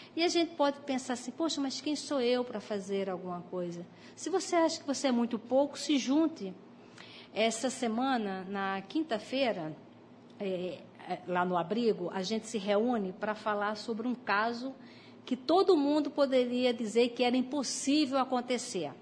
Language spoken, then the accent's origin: Portuguese; Brazil; nós nascemos aqui no, no Brasil